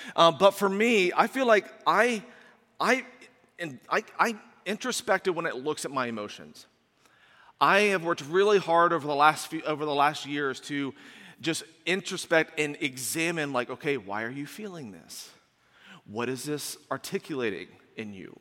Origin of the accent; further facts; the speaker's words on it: Indiana, United States; moved away as an adult; also born or lived in Washington, D.C. suburb; we moved from Indiana to a suburb of Washington, D C